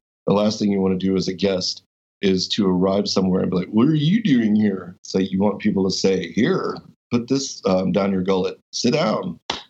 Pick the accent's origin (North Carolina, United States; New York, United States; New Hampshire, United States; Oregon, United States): North Carolina, United States; Asheville; moved away as an adult; also born or lived in Fort Huachuca, Arizona / Fort Bragg, North Carolina / Hendersonville, North Carolina; now in Texas, United States; I grew up mostly in Asheville, North Carolina